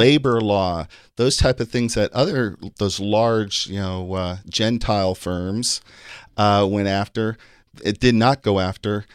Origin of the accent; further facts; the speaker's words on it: Kansas City, Missouri, United States; moved away as an adult; also born or lived in Virginia; My dad got a job there, and that's where, that's where I, uh, grew up